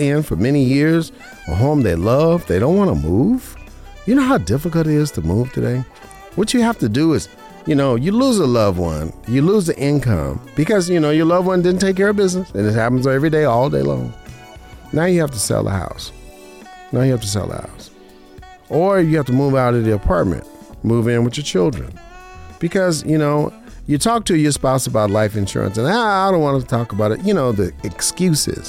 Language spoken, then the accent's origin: English; Las Vegas, Nevada, United States; now in Henderson, United States; I was born and raised in Vegas